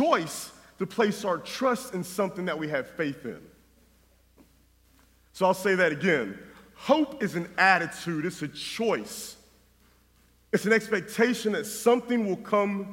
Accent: North Carolina, United States; moved away; my wife and I grew up in North Carolina

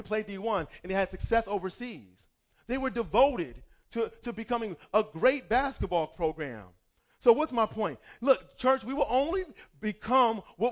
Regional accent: Cleveland Heights, Ohio, United States; moved away; I remember growing up in high school. I wanted to try out for the basketball team, and we had an amazing basketball team. I'm from Cleveland Heights, Ohio.

